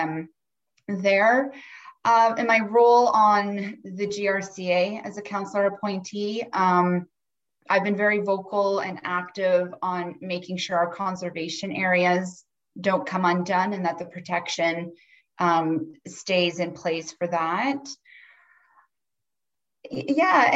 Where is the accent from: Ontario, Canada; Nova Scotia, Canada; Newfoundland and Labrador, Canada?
Ontario, Canada; Cobourg; moved away as an adult; also born or lived in Ottawa, Canada / Toronto, Canada / Melbourne, Australia; I born and raised in Coburg